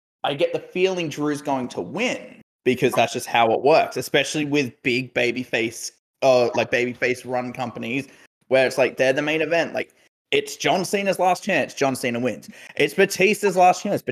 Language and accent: English; Australia; we are Australian.